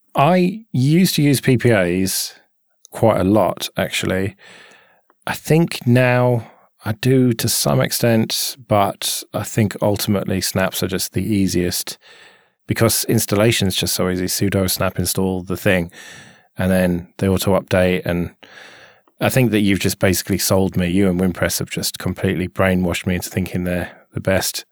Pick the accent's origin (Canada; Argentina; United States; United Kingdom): United Kingdom; we don't have that in our food here because we're British.